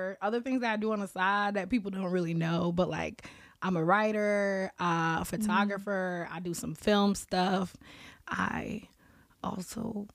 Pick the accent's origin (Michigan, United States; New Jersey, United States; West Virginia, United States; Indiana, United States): New Jersey, United States; also born or lived in Massachusetts; I was born in New Jersey